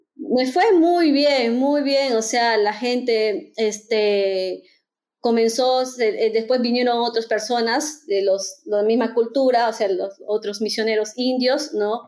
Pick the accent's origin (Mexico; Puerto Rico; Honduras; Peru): Peru; moved away as an adult; also born or lived in India; now in Germany; soy peruana